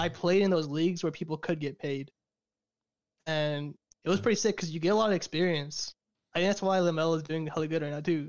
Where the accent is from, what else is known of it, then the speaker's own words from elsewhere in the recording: Fresno, California, United States; also born or lived in Caruthers, California; I'm from California, originally from Fresno, California, which is like the direct middle of California, so it's like in between LA and San Francisco. Um, I grew up there most of my life